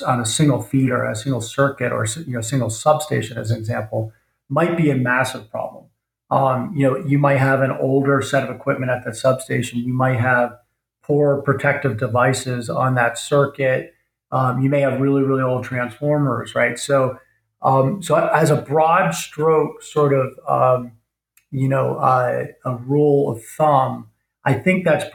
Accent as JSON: {"language": "English", "country": "United States", "said": "speaking as an American"}